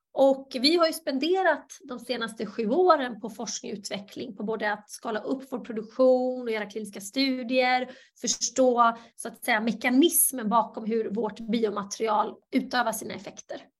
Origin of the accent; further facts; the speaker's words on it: Halmstad, Halland County, Sweden; also born or lived in Bosnia and Herzegovina / New York; Jag föddes i Bosnien, Hercegovina och kom till Sverige som flykting 92. Växte upp i Halmstad